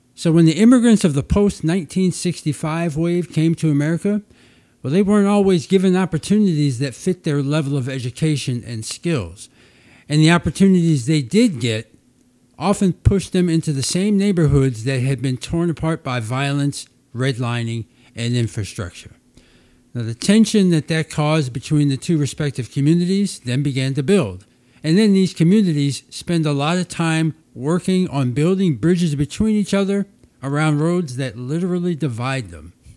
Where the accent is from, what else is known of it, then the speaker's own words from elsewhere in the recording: Baltimore, Maryland, United States; my hometown of Baltimore